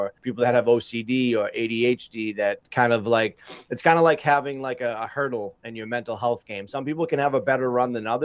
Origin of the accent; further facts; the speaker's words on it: just south of Boston, Massachusetts, United States; I hail from Massachusetts, just south of Boston.